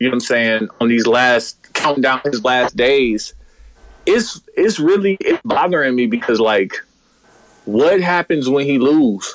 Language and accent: English; United States; as an American, somebody who's going to live here